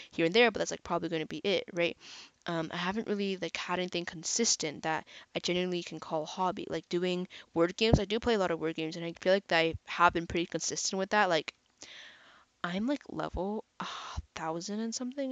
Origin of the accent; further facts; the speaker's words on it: Canada; I'm actually Canadian